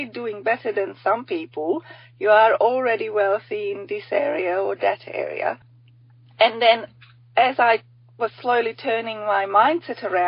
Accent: Hungary; now in Australia; I'm from Hungary originally. I'm only a token Aussie here.

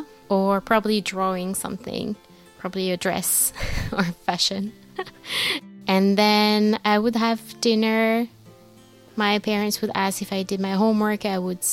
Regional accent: Neuilly-sur-Seine, Île-de-France, France; I grew up in the suburbs of Paris

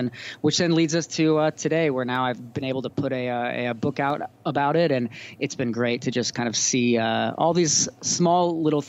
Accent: California, United States; moved away as an adult; also born or lived in Belfast, Northern Ireland / Cape Town, South Africa; I'm the author of a new book called Made for These Times. Bit of my story, I grew up in California, went to college down in Santa Barbara

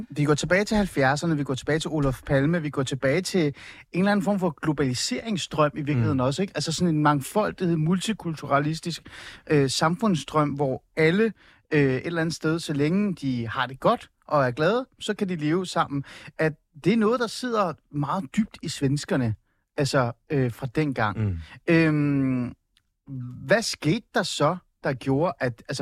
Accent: Iran; now in Denmark; Øh, jeg er jo oprindeligt fra Iran. Jeg kom til Danmark øh, i 88. Jeg kom mm. på baggrund af Iran-Irak-krigen.

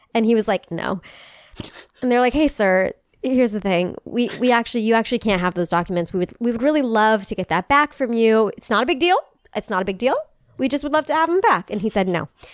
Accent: Midwest, United States; moved away; I'm from the Midwest

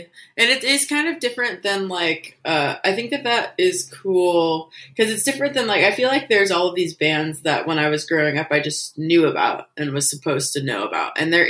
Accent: Portland, Oregon, United States; Yeah, I was born and raised in Portland.

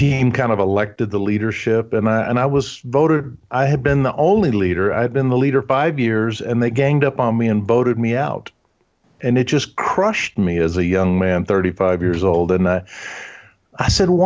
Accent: Huntsville, Alabama, United States; first language German; English is a second language; I grew up in Huntsville, Alabama. And so we only spoke German at home

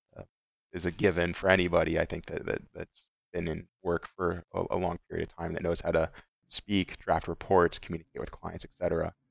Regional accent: Orange County, California, United States; I'm from Orange County, so U C I is right here in my own home, you know, backyard

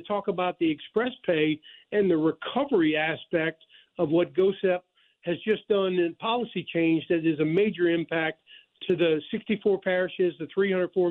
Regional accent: Thibodaux, Louisiana, United States; also born or lived in New Orleans, Louisiana; I am Louisiana born and bred

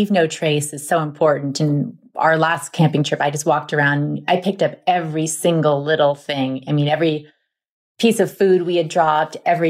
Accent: New Hampshire, United States; moved away; I grew up in New Hampshire and spent most of the first part of my life in New England.

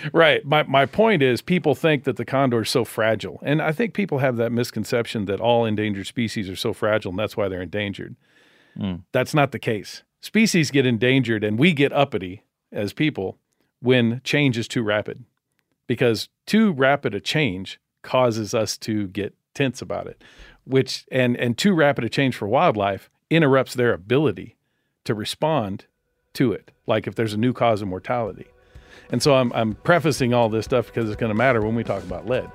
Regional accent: Bakersfield, California, United States; I grew up outside of Bakersfield, California, in a little farming community

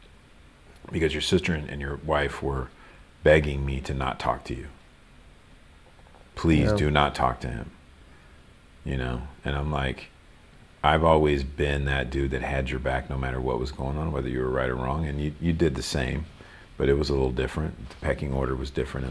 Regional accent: Louisville, Kentucky, United States; now in Los Angeles, United States; I grew up in Louisville, Kentucky

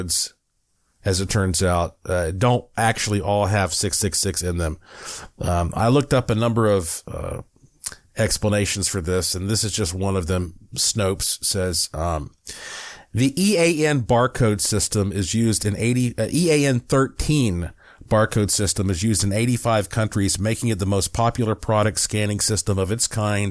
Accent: Western North Carolina, United States; I'm from Western North Carolina

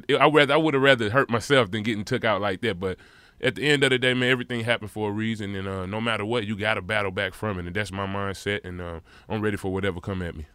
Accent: St. Louis, Missouri, United States; as a kid growing up in St. Louis, Missouri

